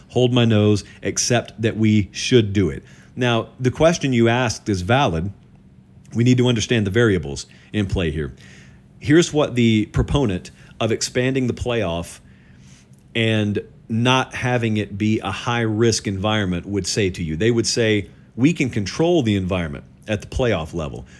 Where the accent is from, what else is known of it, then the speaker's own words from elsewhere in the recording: the South, United States; also born or lived in Columbus, Georgia; I grew up in the South